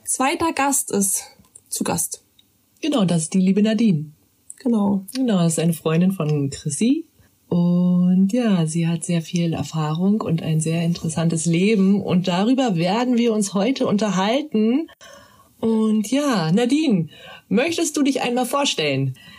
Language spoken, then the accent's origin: German; Berlin, Germany; ich als Berlinerin